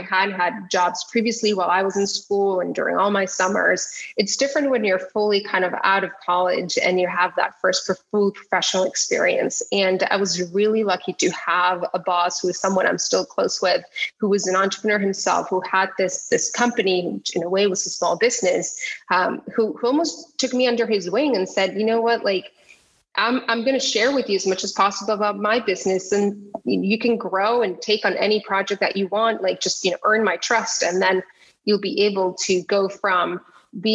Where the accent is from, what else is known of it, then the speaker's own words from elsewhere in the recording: Tijuana, Baja California, Mexico; moved away; I grew up in Tijuana